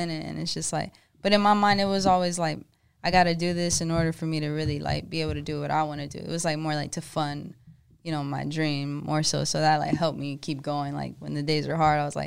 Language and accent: English; Georgetown, Texas, United States; moved away as an adult; also born or lived in Austin; now in Dallas, United States; I'm originally from Georgetown, which is like a small town